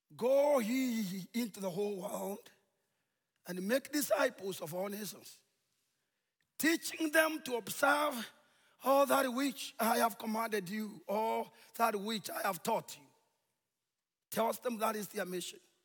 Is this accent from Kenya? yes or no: yes; Kenya; We are from Kenya, and we feel God has called us to come and bring the good news to this tribe